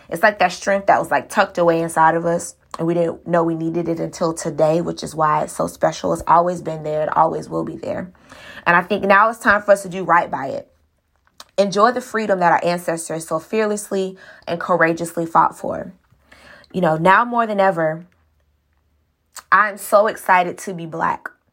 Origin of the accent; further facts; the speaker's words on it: Miami, Florida, United States; I was born in Miami, raised in Miami.